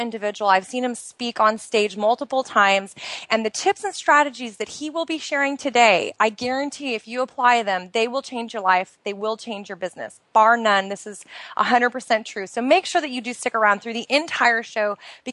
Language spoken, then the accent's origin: English; outside of Portland, Oregon, United States; moved away as an adult; now in Bahrain; I am originally from the United States. I grew up outside of Portland, Oregon, which is in the Pacific Northwest of the United States.